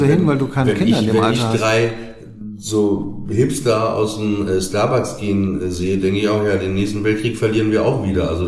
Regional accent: Papenburg, Lower Saxony, Germany; accent: Norddeutsch; ich komme aus Papenburg, ne? da redet man ja nicht so wie in Hamburg

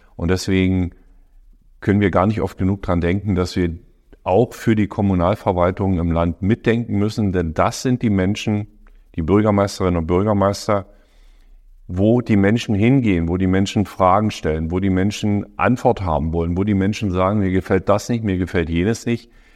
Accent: Forst, Brandenburg, Germany; also born or lived in Lower Bavaria; in meiner Heimatstadt in Forst damals

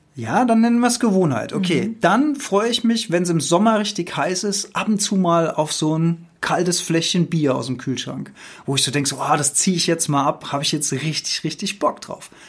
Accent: Rhenish Hesse, Rhineland-Palatinate, Germany; ich bin in Rheinhessen aufgewachsen.

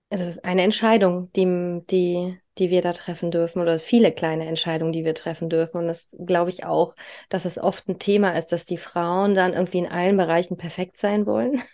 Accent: East Germany, Germany; ich komme halt aus Ostdeutschland. Und ich weiß noch, die, die Kitas da, äh, die haben alle nur bis mittags auf. Und ich bin halt, wie gesagt, ich bin ein DDR-Kind, bei uns war üblich, ja, ne, zehn Stunden jeden Tag, also ich bin mit äh, fünf Monaten in die Krippe gekommen

